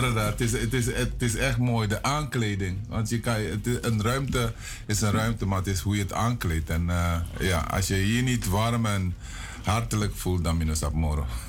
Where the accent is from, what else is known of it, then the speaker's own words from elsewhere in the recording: Paramaribo, Paramaribo District, Suriname; also born or lived in interior of Suriname; Ik ben geboren in Paramaribo, Richard straat. Maar toen ik 11 was, moest ik naar het internaat diep in het binnenland.